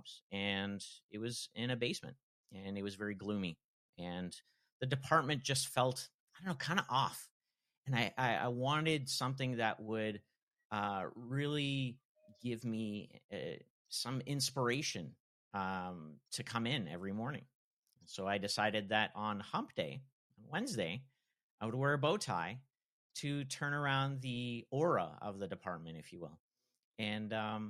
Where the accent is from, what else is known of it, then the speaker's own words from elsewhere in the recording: Toronto, Ontario, Canada; I hail from Toronto, Canada